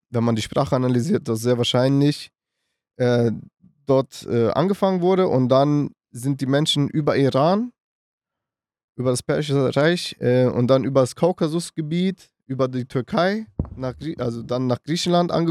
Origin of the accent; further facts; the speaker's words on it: North Macedonia; meine Familie habe ich gerade erzählt, wir kommen aus Mazedonien.